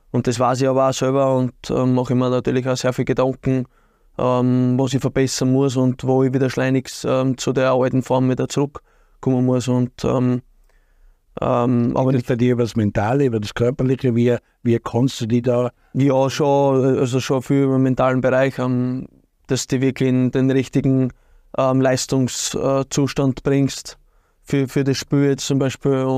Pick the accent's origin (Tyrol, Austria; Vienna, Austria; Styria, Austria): Styria, Austria; Birkfeld; und da habe ich eigentlich meine Kindheit verbracht, aber aufgewachsen bin in Birkfeld.